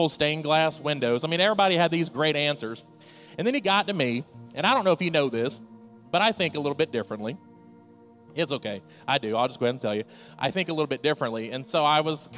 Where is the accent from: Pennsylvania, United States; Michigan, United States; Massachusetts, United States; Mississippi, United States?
Mississippi, United States; now in Delaware, United States; I'm not from Delaware originally. I'm from Mississippi. And my mom still lives in Mississippi